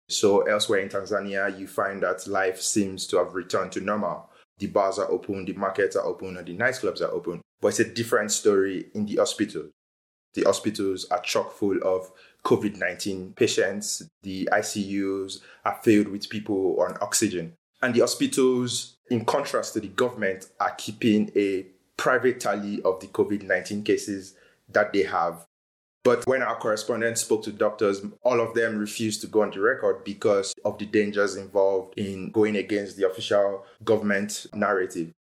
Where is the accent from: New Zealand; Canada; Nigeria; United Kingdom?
Nigeria; now in South Africa; As a Nigerian living in South Africa